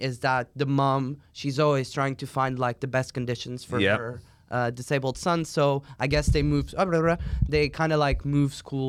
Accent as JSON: {"language": "English", "country": "Portugal", "second_language": "English", "said": "I'm from Portugal."}